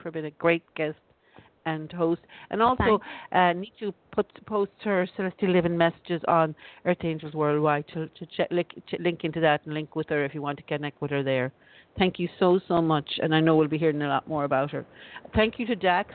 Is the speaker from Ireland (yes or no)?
yes; Ireland; I'm from Ireland